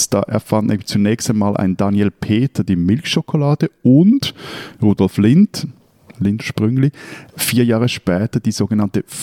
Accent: Switzerland; also born or lived in Lake Zurich

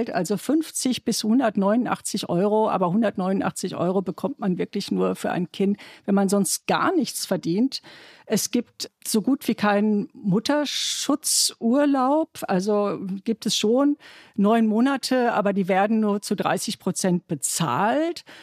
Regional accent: Germany; mein Mann und ich, wir sind, er ist Italiener und ich bin Deutsche.

